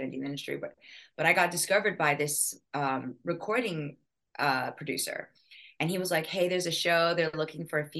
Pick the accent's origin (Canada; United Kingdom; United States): Canada; born or raised there; moved away; also born or lived in Taipei, Taiwan